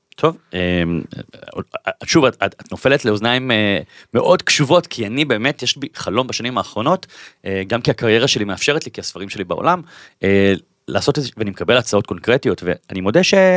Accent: Bat Yam, Tel Aviv District, Israel; moved away as an adult; now in Tel Aviv, Israel; אני אה, גר בתל אביב מגיל 21, במקור אני מבת ים

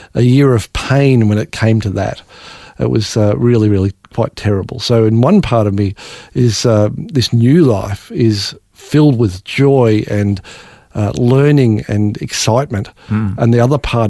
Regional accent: Australia; born or raised there

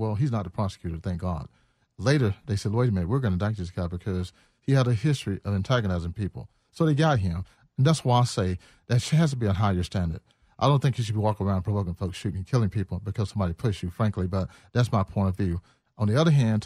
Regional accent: Georgia, United States; I'm from Georgia. My parents owned guns. I bought my first gun when I was 15 years old

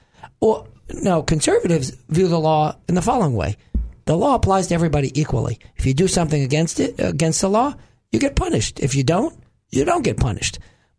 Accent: New York, United States; moved away; I'm originally from New York

